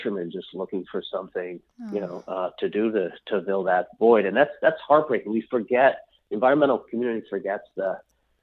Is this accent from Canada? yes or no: yes; Maddox Cove, Newfoundland and Labrador, Canada; moved away; also born or lived in Alaska; my sister and I were born and raised up in a little town called Maddox Cove, which was the most eastern point in all of North America.